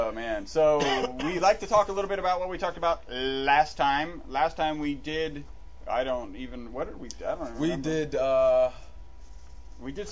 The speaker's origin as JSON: {"language": "English", "country": "United States", "said": "we are American."}